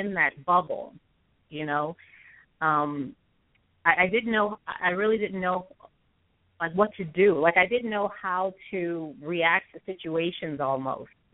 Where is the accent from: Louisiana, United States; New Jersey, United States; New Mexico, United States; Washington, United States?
Louisiana, United States; Houma; I'm from Houma, which is south of New Orleans in Terrebonne Parish. Grew up there with my family